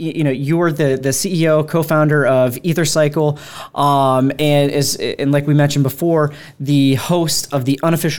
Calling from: Boston, Massachusetts, United States; From Boston. Yes.

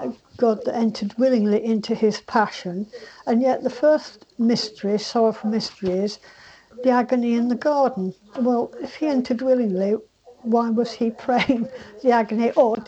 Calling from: Cambourne, East of England, United Kingdom; From Camborne.

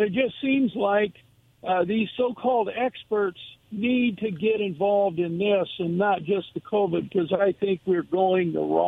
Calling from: Kennewick, Washington, United States; This is … from Kennewick.

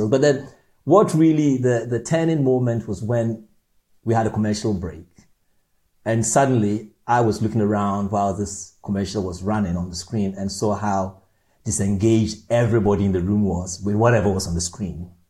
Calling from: Orpington, London, United Kingdom; So, I'm actually in London, um, in Orpington, in London.

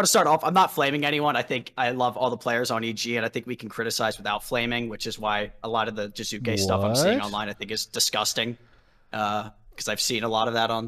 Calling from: Philadelphia, Pennsylvania, United States; I'm calling from Philadelphia, Pennsylvania, the home of Speaka, or former home of Speaka.

